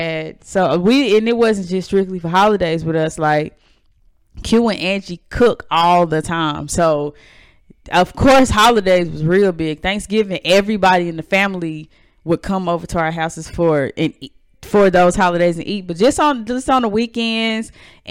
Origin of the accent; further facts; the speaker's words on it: North Carolina, United States; also born or lived in Chicago; I moved away from Chicago when I was six, and I moved to North Carolina, the South.